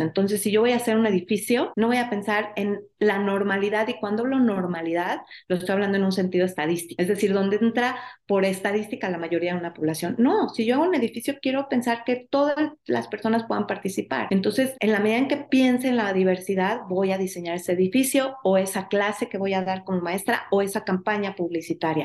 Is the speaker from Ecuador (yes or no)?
no; Mexico; como sociedad mexicana